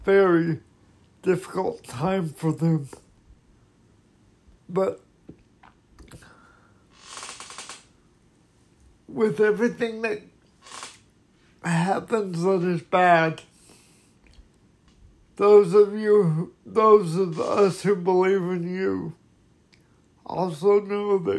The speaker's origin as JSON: {"language": "English", "country": "United States", "said": "being an American citizen"}